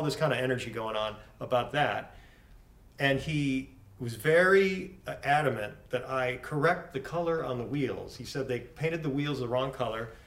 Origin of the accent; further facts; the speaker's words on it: Buffalo, New York, United States; I grew up in Buffalo